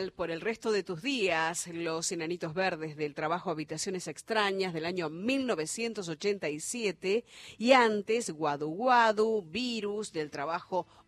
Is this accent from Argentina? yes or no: yes; Argentina; now in Chile; soy argentina y junto con mi compañero de ruta Eduardo vivimos en Chile, en la cordillera ah.